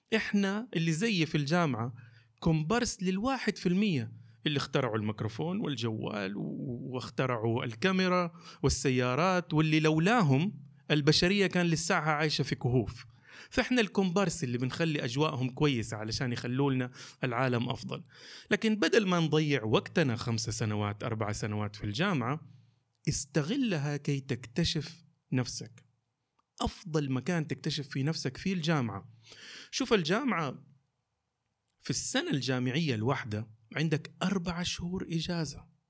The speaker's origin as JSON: {"language": "Arabic", "town": "Jeddah", "region": "Makkah Province", "country": "Saudi Arabia", "also_born_or_lived": "Eastern Province, Saudi Arabia", "said": "لمدينتي مدينه جده"}